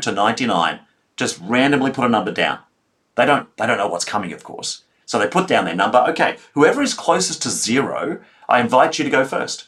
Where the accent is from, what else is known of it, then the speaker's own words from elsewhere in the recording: Melbourne, Victoria, Australia; I come from Melbourne, Australia